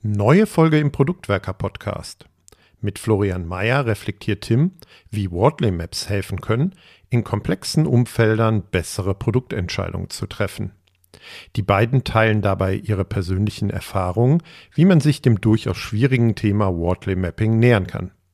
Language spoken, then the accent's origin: German; Hamburg, Germany; komme gebürtig aus Hamburg, arbeite dort auch